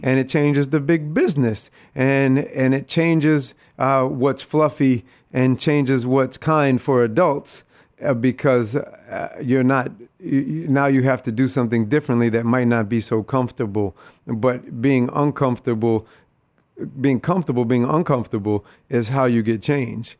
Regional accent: Rochester, New York, United States; I am born and raised here in Rochester, New York, uh, right from the east side of the city

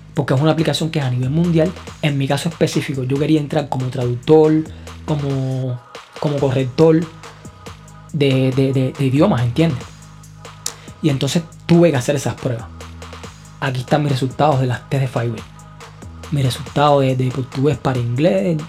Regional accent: Cuba; moved away as an adult; now in Brazil; graduado de Derecho de la Universidad de La Habana

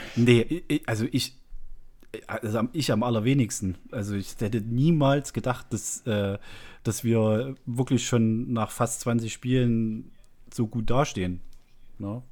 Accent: lives in Zwickau, Saxony, East Germany, Germany; ich bin ja ein Ossi und bin äh, erst nach der Wende in den Kontakt gekommen mit äh, westlichen Dingen

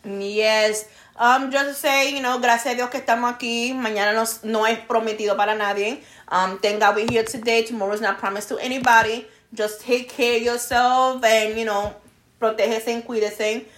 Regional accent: New York, United States; moved away; I'm Brooklyn girl over here

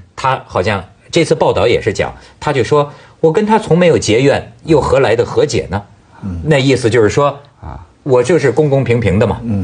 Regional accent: China; 我们大陆人民

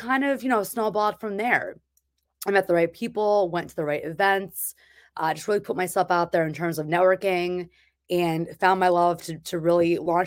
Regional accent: New Jersey, United States; moved away as an adult; now in Massachusetts, United States; I am from New Jersey, and I moved up here for a job

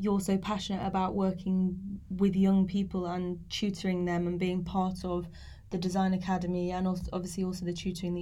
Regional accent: Nottinghamshire, East Midlands, United Kingdom; moved away; I'm from Nottinghamshire originally

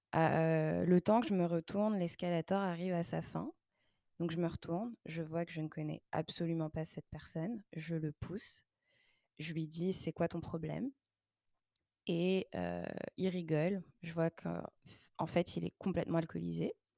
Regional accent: Paris region, Île-de-France, France; moved away as an adult; now in Montreal, Canada; en région parisienne, là d'où je viens

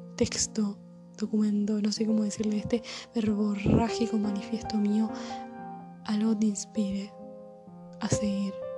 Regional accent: Buenos Aires, Argentina; nací en Buenos Aires, que vivo en Argentina

